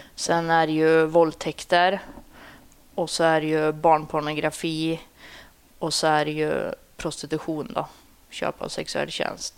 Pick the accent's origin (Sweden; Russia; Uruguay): Sweden; Sundsvall, Västernorrland County; Jag är uppvuxen i Sundsvall.